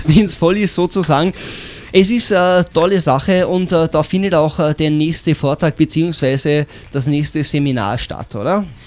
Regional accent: Tyrol, Austria; bei uns in Tirol

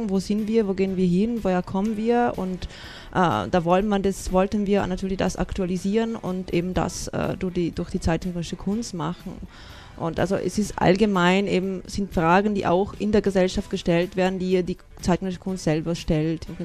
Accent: Italy; ich bin selber auch Italienerin und Innsbruck war die erste Möglichkeit, wo ich meine Kultur entdeckt habe

